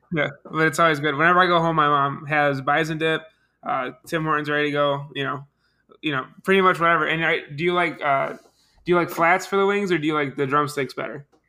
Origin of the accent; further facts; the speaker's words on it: Buffalo, New York, United States; I'm from Buffalo